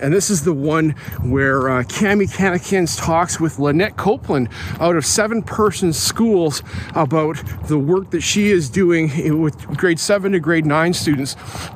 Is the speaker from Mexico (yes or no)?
no; Calgary, Alberta, Canada; I grew up in Alberta, in Calgary